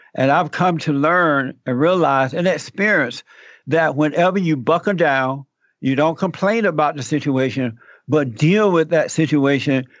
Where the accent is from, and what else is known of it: Alabama, United States; born or raised there; moved away